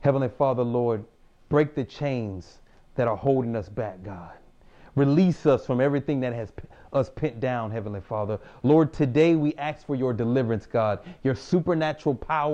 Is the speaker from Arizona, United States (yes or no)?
no; Houston, Texas, United States; moved away as an adult; also born or lived in Japan; I'm from Houston, Texas